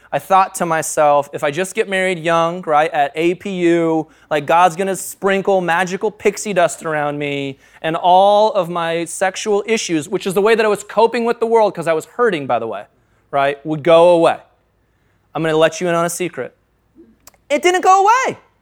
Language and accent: English; United States; I'm an American